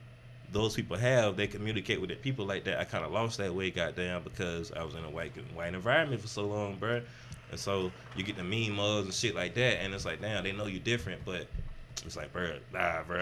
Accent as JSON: {"language": "English", "region": "the South", "country": "United States", "also_born_or_lived": "San Diego", "moved": "as an adult", "said": "I come from the South"}